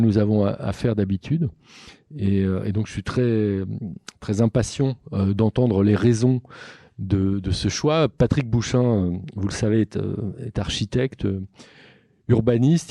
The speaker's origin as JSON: {"language": "French", "town": "Nantes", "region": "Pays de la Loire", "country": "France", "said": "je suis nantais"}